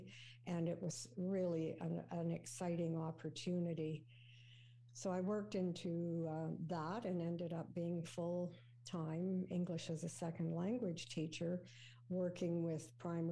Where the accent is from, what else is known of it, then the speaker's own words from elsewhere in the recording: Winnipeg, Manitoba, Canada; moved away as an adult; also born or lived in Ontario; now in Markham, Canada; I grew up in Winnipeg